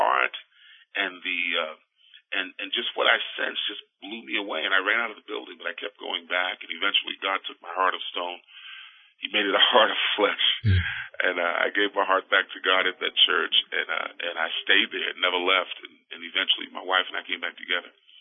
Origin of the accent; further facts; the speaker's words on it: New York City, New York, United States; also born or lived in Queens, New York; I was born in the Brooklyn area